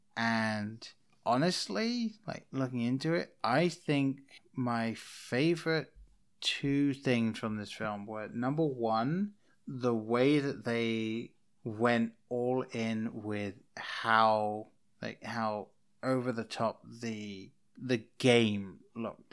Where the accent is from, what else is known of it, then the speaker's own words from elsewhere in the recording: England, United Kingdom; moved away as an adult; now in United States; I grew up in England. I didn't move over to America until two thousand eleven